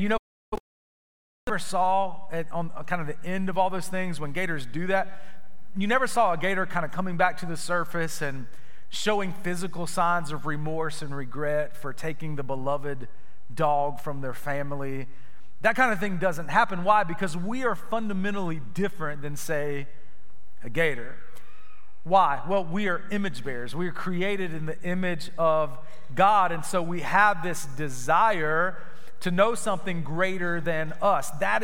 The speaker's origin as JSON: {"language": "English", "region": "Florida", "country": "United States", "tie": "born or raised there", "said": "Growing up in Florida"}